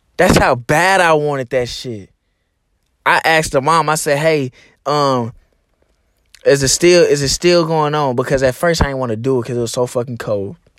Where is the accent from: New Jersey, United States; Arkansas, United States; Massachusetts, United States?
Arkansas, United States; my home state. You know, Arkansas is a very, very, very small, um, uh, state